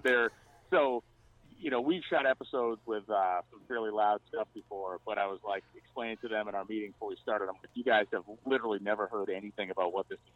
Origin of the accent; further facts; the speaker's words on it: Massachusetts, United States; I grew up in Massachusetts, still live there